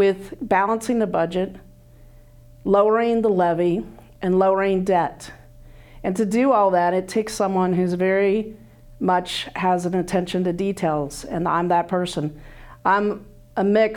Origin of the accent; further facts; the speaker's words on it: Illinois, United States; moved away as an adult; now in Johnson County, United States; I grew up in Illinois